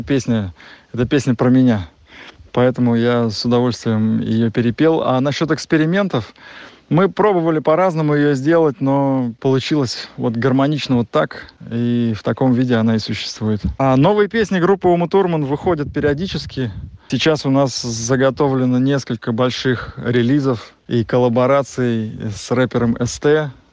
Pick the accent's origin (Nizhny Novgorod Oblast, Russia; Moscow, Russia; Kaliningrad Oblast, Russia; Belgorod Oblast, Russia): Nizhny Novgorod Oblast, Russia; Volga; я вырос на Волге, и Волга моя любимая река. Я вот в данный момент сейчас нахожусь на даче, как раз у нас в Нижегородской области, на Волге